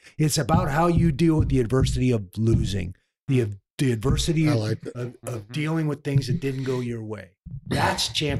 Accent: Oregon, United States; The Nogueira fight in Oregon, in my hometown.

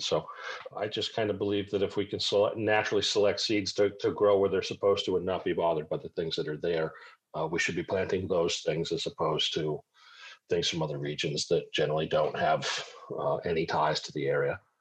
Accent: Cape Cod, Massachusetts, United States; also born or lived in Syracuse, New York / Mohawk Valley, New York; now in South Carolina, United States; I was raised on Cape Cod

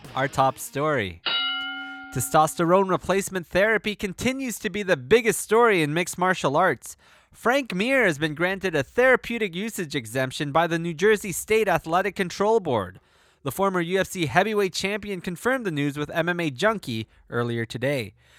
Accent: Toronto, Ontario, Canada; my hometown of Toronto

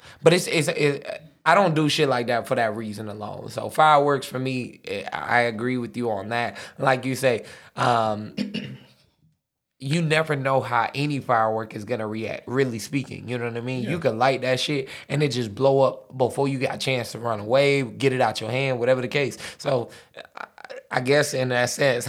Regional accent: United States; I'm American, bro. Gotta have a glizzy.

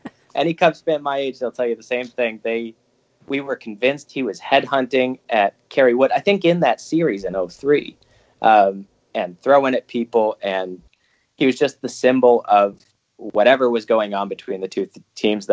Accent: Northeast Wisconsin, United States; also born or lived in Champaign, Illinois; I grew up in Northeast Wisconsin

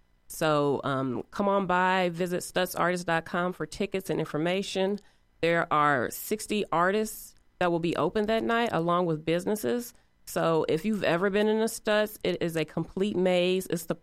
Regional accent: East Chicago, Indiana, United States; now in Indianapolis, United States; I am originally from Northwest Indiana, East Chicago to be exact. And I have been in Indianapolis for about the past 20 years.

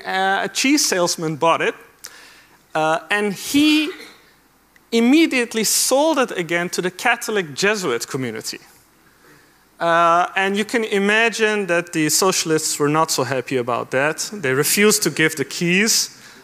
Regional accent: Amsterdam, North Holland, Netherlands; I grew up in Amsterdam

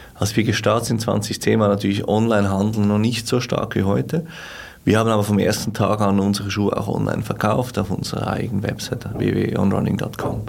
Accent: Switzerland; als Schweizer

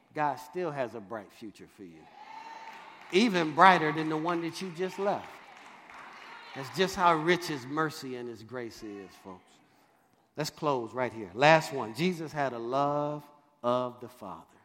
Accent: Detroit, Michigan, United States; If you know Detroit, Michigan, I grew up on Dexter and Davison

